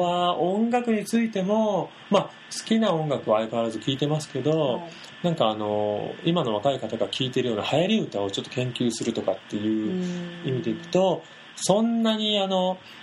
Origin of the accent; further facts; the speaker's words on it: Kansai, Japan; 関西人なんですよね